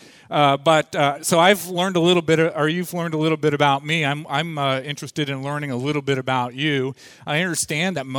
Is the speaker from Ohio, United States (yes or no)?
yes; Ohio, United States; moved away as an adult; now in Atlanta, United States; We live down in Atlanta now, so that's why she's down there. We grew up in Ohio